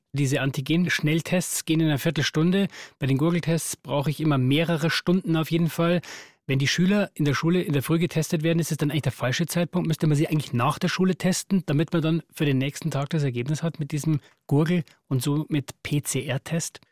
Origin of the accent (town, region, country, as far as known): Germany